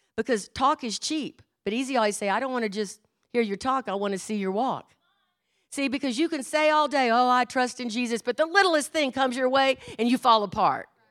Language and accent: English; Houston, Texas, United States; I was brought up in Houston, Texas